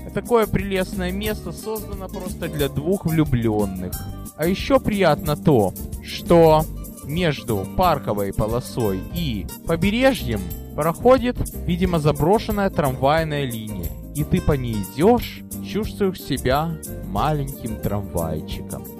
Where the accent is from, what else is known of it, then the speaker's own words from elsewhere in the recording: Odesa, Odesa Oblast, Ukraine; now in San Francisco, United States; мой родной город